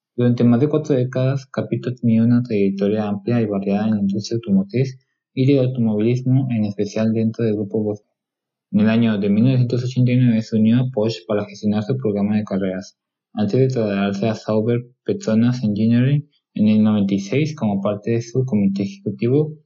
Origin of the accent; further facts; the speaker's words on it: Mexico; yo soy mexicano